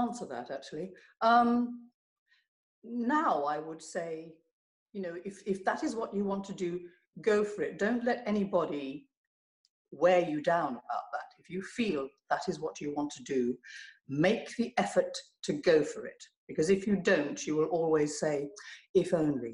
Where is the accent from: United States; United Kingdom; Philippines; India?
United Kingdom; London